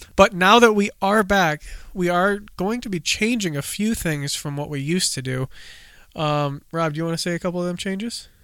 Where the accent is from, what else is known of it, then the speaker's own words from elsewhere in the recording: United States; in thirty minutes from my home state